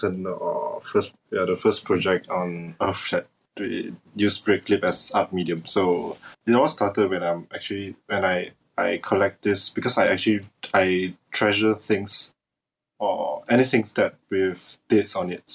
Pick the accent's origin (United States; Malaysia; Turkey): Malaysia; English is a second language; I'm from Malaysia